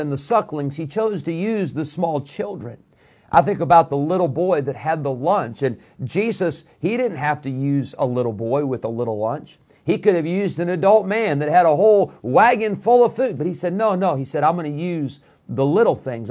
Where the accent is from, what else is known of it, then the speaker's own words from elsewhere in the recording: Rockford, Illinois, United States; moved away as an adult; also born or lived in Geneseo, Illinois; now in Roanoke Rapids, United States; I grew up in Rockford, Illinois, which was a big city, 150,000 people. When I was 16, my family moved to Geneseo, Illinois